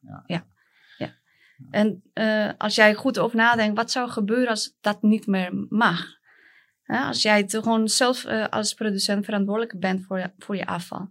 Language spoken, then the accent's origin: Dutch; Colombia; Dutch is a second language; moved away as an adult; now in Netherlands; ik kom uit Colombia